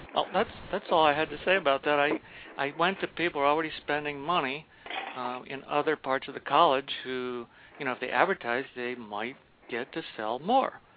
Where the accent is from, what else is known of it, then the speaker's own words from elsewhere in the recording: Baltimore County, Maryland, United States; I grew up out in Baltimore County, so we had two or three gardens, and we raised steers